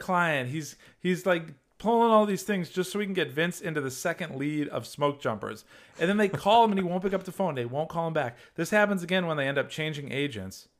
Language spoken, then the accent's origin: English; Massachusetts, United States; moved away; Massachusetts where I belong. My accent's coming back